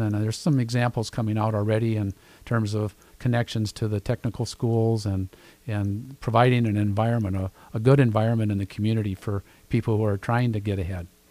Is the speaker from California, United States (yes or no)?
no; Sioux Falls, South Dakota, United States; I'm a Sioux Falls kid. I was born and raised here.